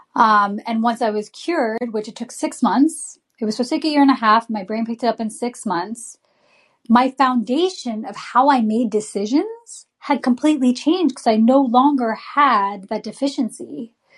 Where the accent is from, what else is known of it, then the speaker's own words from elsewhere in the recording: United States; a brown girl growing up in America